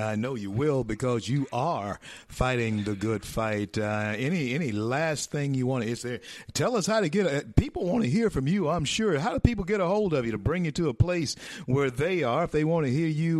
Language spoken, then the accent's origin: English; Louisiana, United States; great state of Louisiana, my home state. My roots run into Opelousas and Lake Charles areas there.